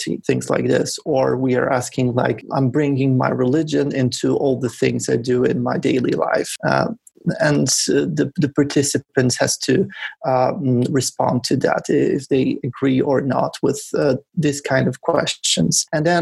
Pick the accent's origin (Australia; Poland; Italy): Poland; I come from Poland, and we were doing this research in Poland